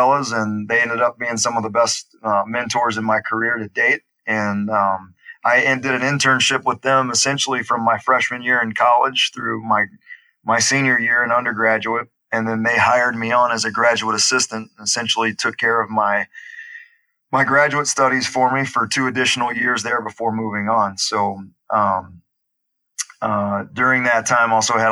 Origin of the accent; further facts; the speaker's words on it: Baton Rouge, Louisiana, United States; accent: Southern; moved away as an adult; also born or lived in Hattiesburg, Mississippi; I grew up in Baton Rouge, Louisiana, moved on to Hattiesburg, Mississippi to do my undergraduate program at Southern Miss